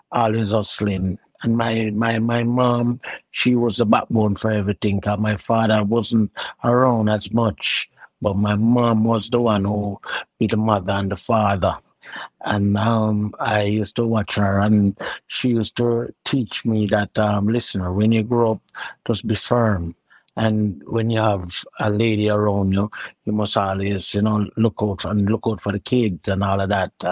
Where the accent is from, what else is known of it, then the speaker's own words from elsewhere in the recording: Kingston, Jamaica; Well, it was a neighborhood. Um, it was a kind of like a rough, you know, rough, rough neighborhood. You know, I never grew up in any uptown or whatsoever. I always grew up in the, the hood